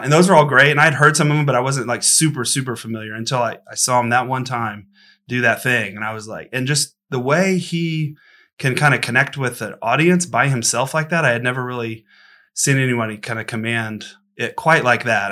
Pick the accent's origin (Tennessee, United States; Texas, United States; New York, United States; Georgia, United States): Texas, United States; Austin; I'm born and raised in Austin and kinda grew up around the kinda roots music scene.